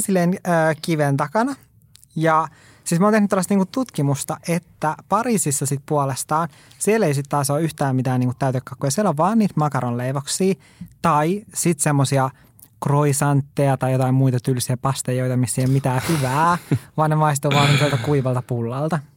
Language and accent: Finnish; Oulu, North Ostrobothnia, Finland; also born or lived in Lapland; mä oon Oulusta kotoisin